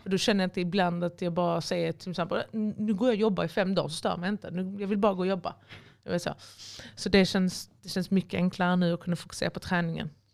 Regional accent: Helsingborg, Skåne, Sweden; moved away as an adult; now in Malmö, Sweden; Får jag åka till Helsingborg? så jag bodde i min pappas gamla eller hus, alltså mitt, um, där jag växte upp.

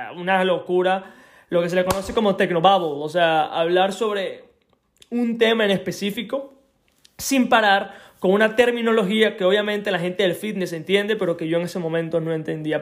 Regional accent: Venezuela; moved away; also born or lived in Isla de Margarita; soy de Venezuela, eh, de la isla de Margarita, no soy de la isla de Margarita, pero me mudé para allá

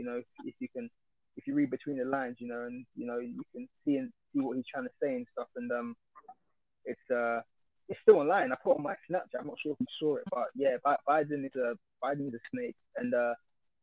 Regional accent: United Kingdom; we're British

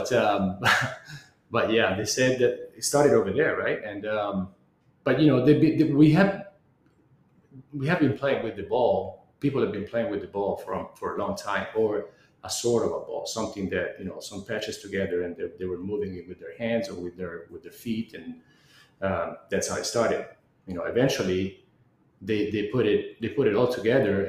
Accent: Arezzo, Tuscany, Italy; moved away as an adult; now in Bryan/College Station, United States; I'm from Italy, a little town called Arezzo, which is in the center of the nation

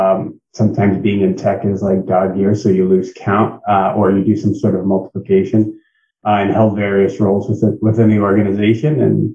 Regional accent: New England, United States; I don't know if that counts as a quick stop in between my born and raised in the New England area and returned to the New England area because I couldn't get enough of the weather.

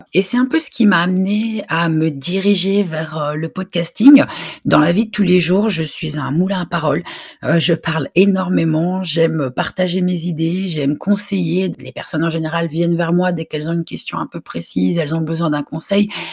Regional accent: Brussels, Brussels-Capital Region, Belgium; je suis originaire de Belgique, je suis née à, Bruxelles

